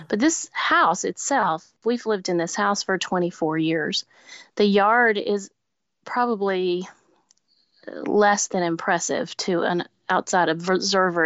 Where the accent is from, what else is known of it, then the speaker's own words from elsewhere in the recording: Lower Alabama, United States; now in Nashville, United States; I grew up in Lower Alabama